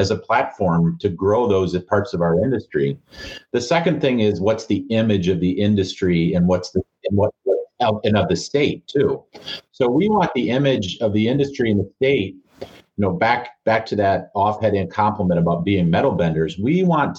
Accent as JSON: {"language": "English", "town": "Marquette", "region": "Michigan", "country": "United States", "tie": "born or raised there", "said": "I grew up in Marquette"}